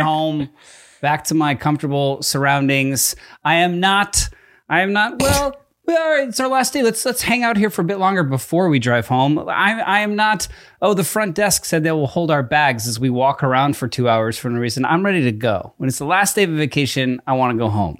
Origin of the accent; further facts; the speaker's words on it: East Coast, United States; moved away; I grew up on the East Coast where we have basements